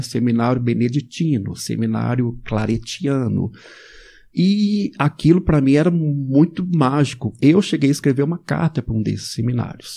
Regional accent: Belo Horizonte, Minas Gerais, Brazil; Eu nasci aqui em Belo Horizonte, de família de classe média católica

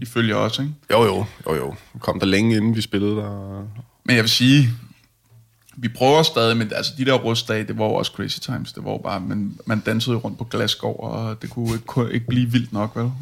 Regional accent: Hillerød, Capital Region of Denmark, Denmark; jeg er fra Hillerødder

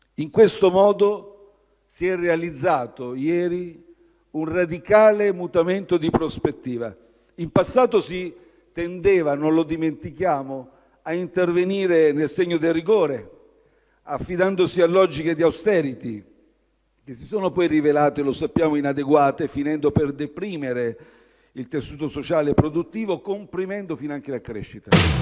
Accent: Milan, Lombardy, Italy; Io da milanese medio

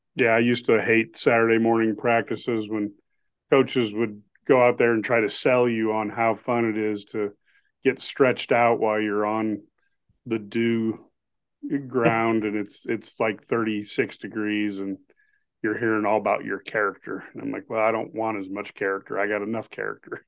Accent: Omaha, Nebraska, United States; growing up in Mahama

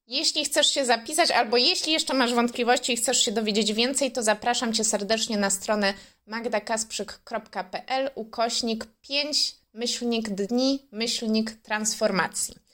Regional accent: Wrocław, Lower Silesian Voivodeship, Poland; born there; Ja akurat nie mam takiego doświadczenia, bo we Wrocławiu się urodziłam, z którego e, w tym roku właściwie się wymeldowałam i uciekłam do lasu.

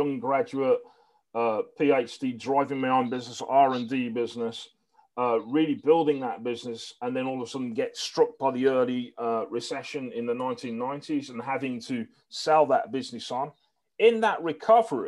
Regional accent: Birmingham, West Midlands, United Kingdom; it was a great place I grew up

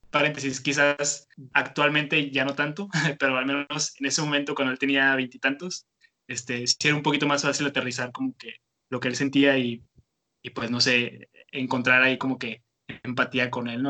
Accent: Tijuana, Baja California, Mexico; moved away as an adult; now in Monterrey, Mexico; yo soy originario de Tijuana, Entonces tengo aquí en Monterrey apenas como siete años

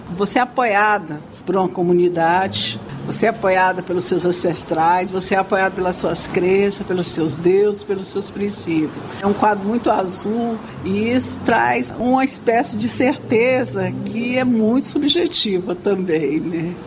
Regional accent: Brazil; somos brasileiros

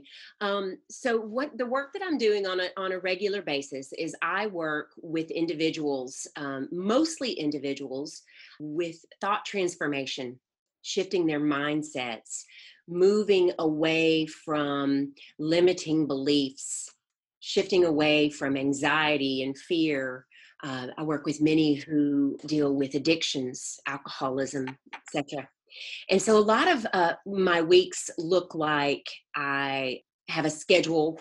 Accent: North Mississippi, United States; moved away as an adult; also born or lived in South Florida / California; now in Atlanta, United States; I was born and raised in Mississippi. I haven't lived in Mississippi since I was 18 years old

